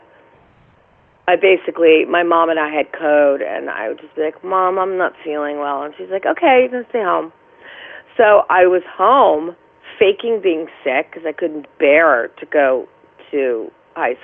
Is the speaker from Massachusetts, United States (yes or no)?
no; New York City, New York, United States; also born or lived in Bronx / Westchester; I was born actually in Manhattan in St. Vincent's Hospital.